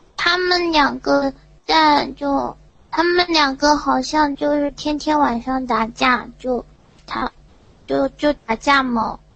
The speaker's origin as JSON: {"language": "Chinese", "town": "Yantai", "region": "Shandong", "country": "China", "said": "我是山东烟台的"}